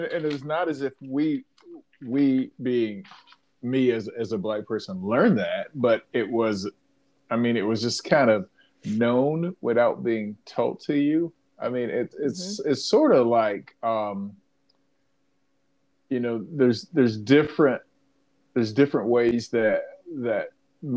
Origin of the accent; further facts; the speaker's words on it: South Georgia, United States; I was born in 1969 in South Georgia